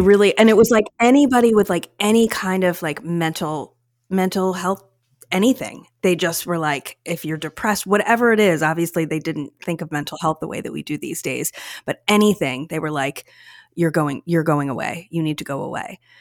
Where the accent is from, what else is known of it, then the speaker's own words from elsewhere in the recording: Philadelphia, Pennsylvania, United States; I grew up in the Philadelphia area my whole life.